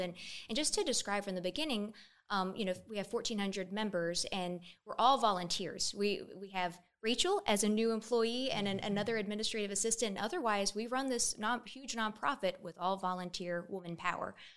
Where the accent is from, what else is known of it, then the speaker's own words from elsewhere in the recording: Columbia, South Carolina, United States; also born or lived in Durham, North Carolina; I'm from Columbia, grew up here